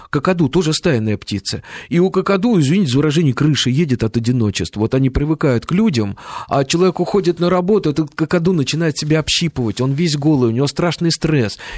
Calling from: Saint Petersburg, Russia; я из Санкт-Петербурга.

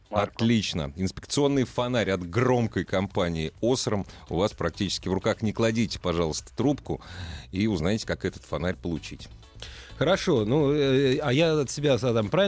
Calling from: Orsk, Orenburg Oblast, Russia; С города Орска, Оренбургская область.

